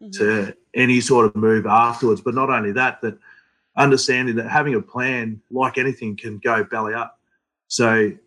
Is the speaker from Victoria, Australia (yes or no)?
yes; Wangaratta, Victoria, Australia; also born or lived in Fiji / Melbourne; bounced around Melbourne a little bit, and then settled in Wangaratta because my grandfather had a farm up there and needed some assistance